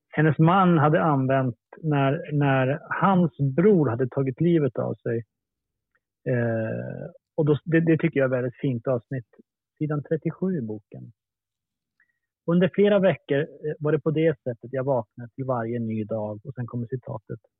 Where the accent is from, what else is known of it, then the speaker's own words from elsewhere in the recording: Luleå, Norrbotten County, Sweden; Luleå där jag är uppvuxen